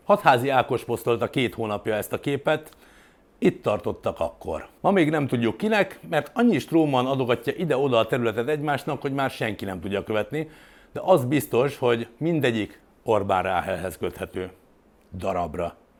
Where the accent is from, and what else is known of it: Hungary